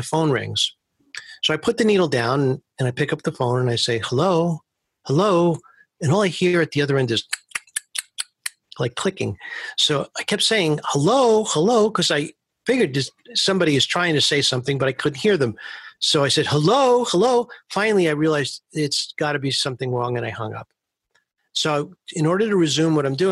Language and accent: English; New York City, New York, United States; I grew up in Manhattan Beach, which is right near Coney Island, but I went to school in Coney Island